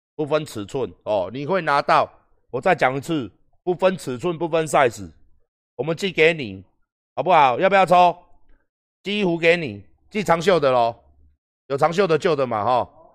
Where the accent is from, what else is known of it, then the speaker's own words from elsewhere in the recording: Taiwan; 我们台湾人